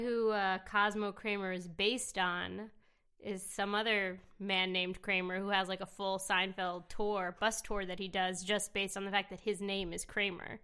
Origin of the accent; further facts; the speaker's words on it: New York City, New York, United States; I actually grew up in New York City